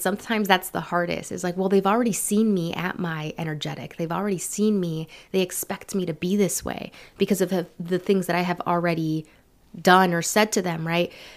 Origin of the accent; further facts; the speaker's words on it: San Francisco, California, United States; also born or lived in San Leandro, California / Berkeley, California; Born and raised in San Francisco, California